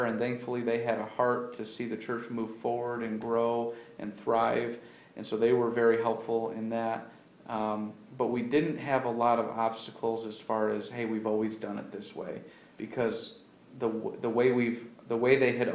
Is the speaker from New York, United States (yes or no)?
yes; Baldwinsville, New York, United States; now in Auburn, United States; I'm actually from the Syracuse area. I grew up just north of Baldwinsville